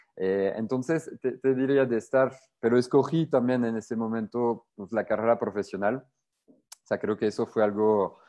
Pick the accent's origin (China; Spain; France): France; Spanish is a second language; moved away as an adult; now in Querétaro, Mexico; yo surfeaba mucho en, en Francia, o sea, igual desde niño